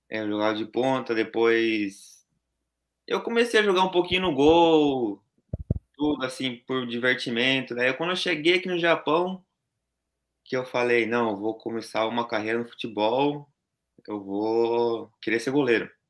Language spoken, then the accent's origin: Portuguese; Santo André, São Paulo, Brazil; now in Gifu, Japan; Nós somos de São Paulo, Santo André.